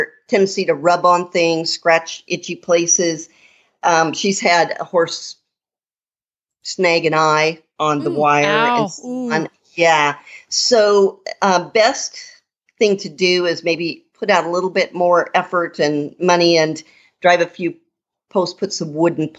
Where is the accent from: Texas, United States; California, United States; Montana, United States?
Montana, United States; moved away; also born or lived in Missouri; I grew up in Montana, and then I spent 23 years in Missouri.